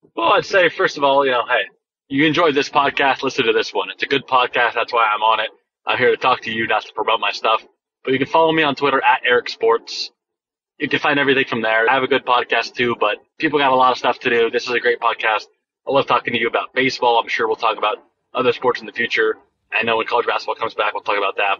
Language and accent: English; Thousand Oaks, California, United States; my hometown, Christian's hometown of uh, the Thousand Oaks Westlake area